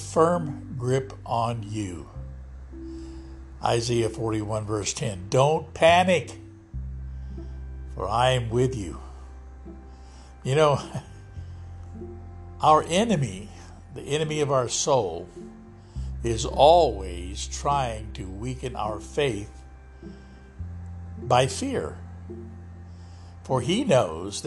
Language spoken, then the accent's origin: English; Lodi, California, United States; my hometown of Lodi, California